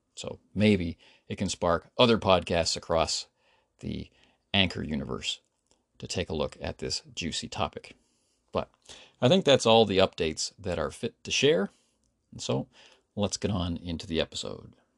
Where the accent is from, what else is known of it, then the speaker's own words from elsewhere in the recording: Canada; now in South Korea; as a Canadian